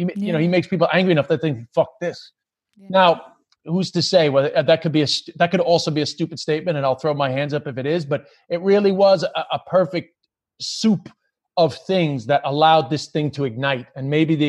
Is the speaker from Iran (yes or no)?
no; Ireland